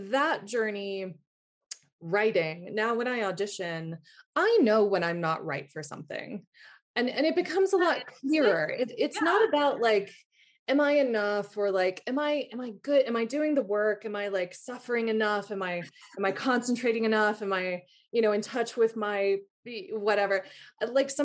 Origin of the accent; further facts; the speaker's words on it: the South, United States; also born or lived in England; now in New York, United States; I'm from the South.